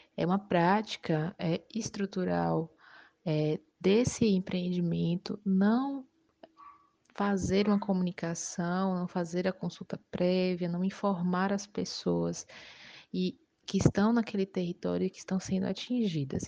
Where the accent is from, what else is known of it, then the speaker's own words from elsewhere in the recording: Utinga, Bahia, Brazil; eu sou de Utinga, Bahia